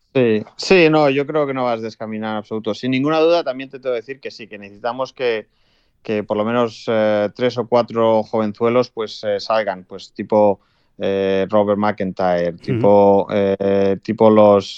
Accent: Spain; Como español

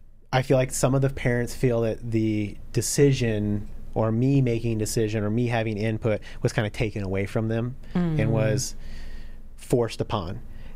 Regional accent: Flint, Michigan, United States; now in Indianapolis, United States; So I'm originally from there, and then we moved here to the South Side of Indianapolis, not too far away from where we're all sitting

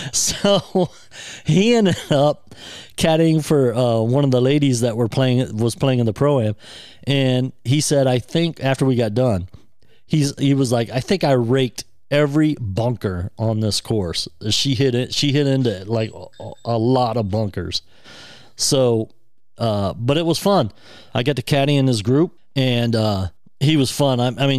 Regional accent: Ohio, United States; I'm from Ohio, come from Ohio

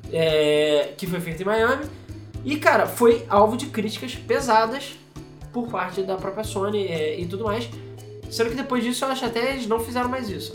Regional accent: Rio de Janeiro, Brazil; a gente é do Rio

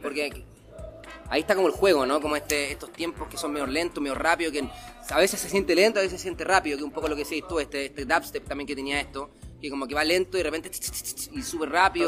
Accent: Providencia, Santiago Metropolitan Region, Chile; porque éramos de Providencia

